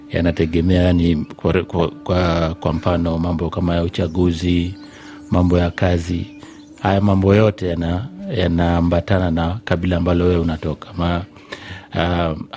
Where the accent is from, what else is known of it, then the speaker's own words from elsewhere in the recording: Kisii County, Kenya; ninatokea sehemu za Kenya, sehemu za Kisii.